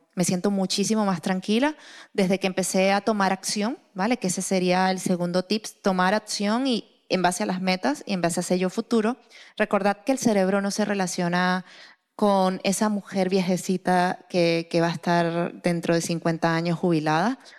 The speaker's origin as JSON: {"language": "Spanish", "country": "Venezuela", "said": "soy venezolana"}